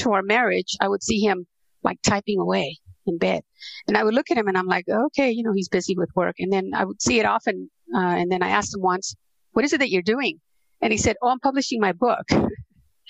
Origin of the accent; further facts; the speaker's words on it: Los Angeles, California, United States; also born or lived in Central America; I grew up in Southern California. I actually was born in Central America and arrived to Hollywood when I was 9 years old. So I grew up in Hollywood